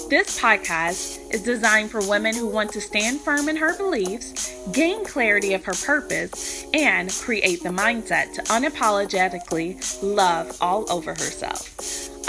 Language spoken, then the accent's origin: English; Louisville, Kentucky, United States; moved away as an adult; now in Virginia Beach, United States; I'm from Louisville, Kentucky. I currently live in Virginia Beach